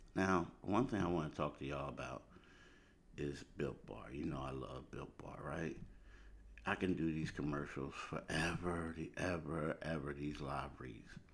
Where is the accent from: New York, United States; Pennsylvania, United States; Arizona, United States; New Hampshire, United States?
Pennsylvania, United States; Philadelphia; moved away as an adult; also born or lived in the South (US); I'm from Philly, but I lived down south for a decade.